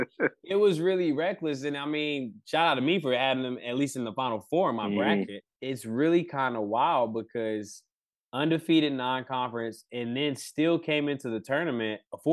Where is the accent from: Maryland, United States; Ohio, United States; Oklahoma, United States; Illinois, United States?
Maryland, United States; Baltimore; I'm from Baltimore. We grew up talking trash, shooting, playing ball outside.